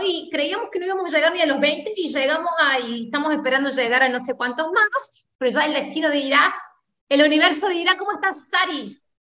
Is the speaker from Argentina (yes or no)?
yes; Argentina; somos argentinas